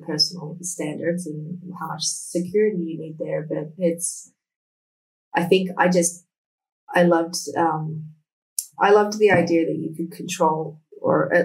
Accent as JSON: {"language": "English", "town": "Canberra", "region": "Australian Capital Territory", "country": "Australia", "tie": "born or raised there", "also_born_or_lived": "Sydney", "moved": "as an adult", "said": "We had moved from my hometown, Canberra, to Sydney by that point"}